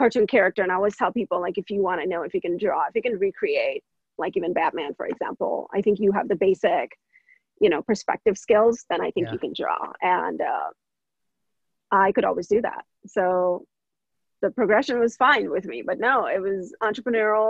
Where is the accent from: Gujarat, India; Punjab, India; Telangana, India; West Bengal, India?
Gujarat, India; Vadodara; moved away as an adult; now in United States; I was born in India from a small city named Baroda. It's a metropolitan city in Gujarat.